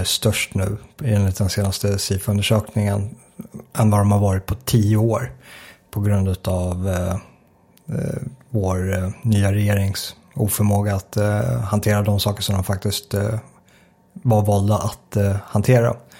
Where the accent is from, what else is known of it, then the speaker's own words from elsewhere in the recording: Sweden; Svenskarna idag är mindre säkra än vad vi var på 80-talet när jag växte upp